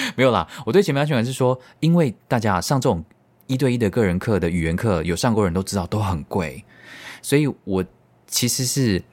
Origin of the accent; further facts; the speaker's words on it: Tainan, Taiwan; 你知道我们台南人就是非常的怕死